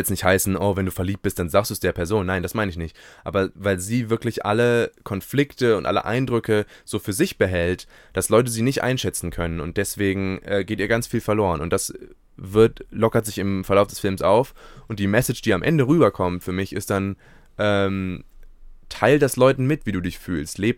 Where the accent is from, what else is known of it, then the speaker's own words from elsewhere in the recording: Berlin, Germany; selbst in Berlin, wo ich groß geworden bin, gibt es ja nicht so einen